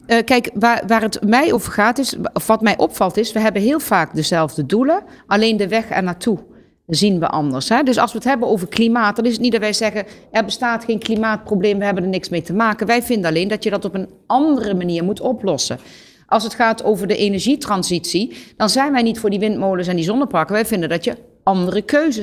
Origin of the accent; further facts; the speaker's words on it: Gelderland, Netherlands; bij ons in Gelderland